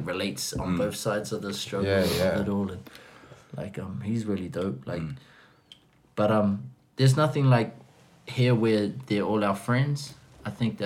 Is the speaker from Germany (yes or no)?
no; New Zealand; I'm a New Zealander